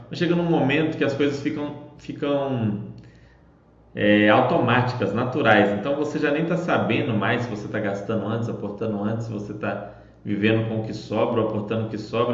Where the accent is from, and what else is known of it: Belo Horizonte, Minas Gerais, Brazil